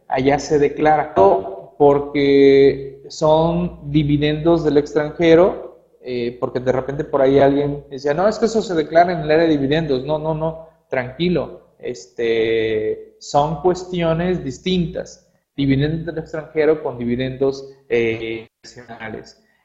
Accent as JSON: {"language": "Spanish", "country": "Mexico"}